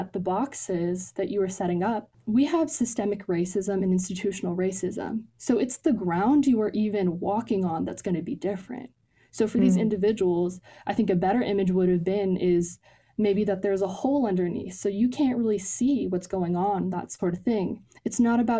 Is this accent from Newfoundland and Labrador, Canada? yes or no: no; Ontario, Canada; also born or lived in Pakistan; now in United States; Ontario, the province that I lived